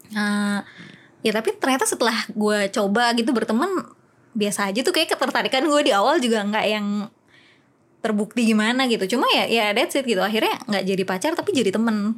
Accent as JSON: {"language": "Indonesian", "region": "West Java", "country": "Indonesia", "tie": "born or raised there", "said": "gue lahir di daerah Jawa Barat"}